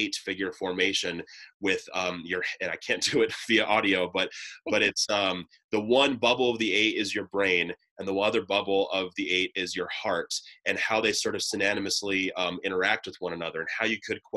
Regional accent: Ohio, United States; moved away; back in my home state of Ohio

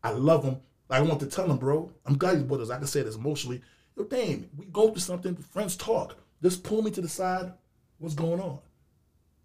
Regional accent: Haiti; I'm from Haiti

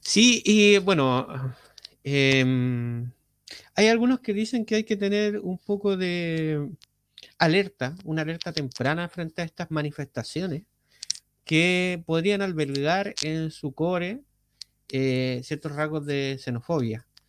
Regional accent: Chile

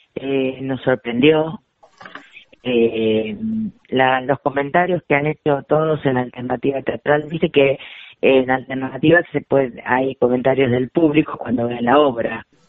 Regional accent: Argentina; nuestra existencia como argentinos

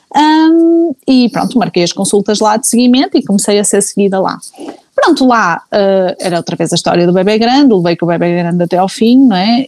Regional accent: Porto, Norte, Portugal; sou do Porto

